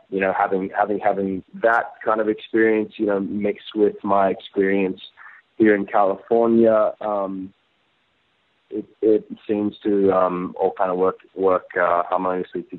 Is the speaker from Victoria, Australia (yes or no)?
no; Gold Coast, Queensland, Australia; my childhood and my experience and my years spent there growing up there